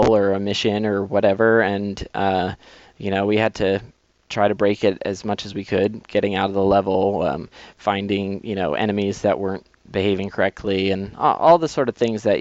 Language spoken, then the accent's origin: English; Massachusetts, United States; moved away; I grew up in Massachusetts